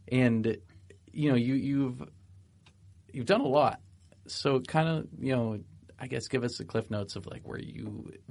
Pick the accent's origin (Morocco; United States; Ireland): United States; Exeter, New Hampshire; I'm from yep. New Hampshire.